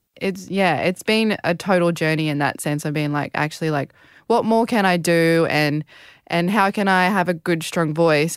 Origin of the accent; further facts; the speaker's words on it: Australia; being a Australian